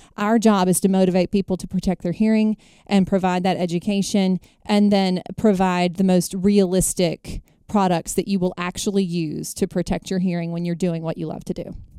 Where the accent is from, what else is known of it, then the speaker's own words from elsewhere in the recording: Jackson, Mississippi, United States; I hail from Jackson, Mississippi. Born and bred in Mississippi